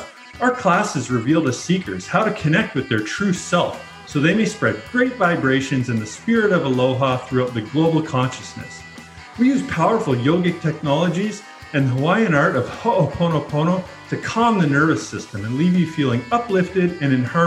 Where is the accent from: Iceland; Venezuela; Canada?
Canada; you're talking to a Canadian here